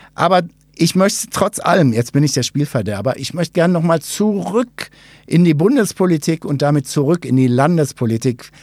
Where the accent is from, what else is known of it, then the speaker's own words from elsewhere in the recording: Ruhr area, North Rhine-Westphalia, Germany; moved away; Ich habe ja nicht so einen wirklich schwäbischen Unterton in der Stimme. Ich komme aus dem Ruhrgebiet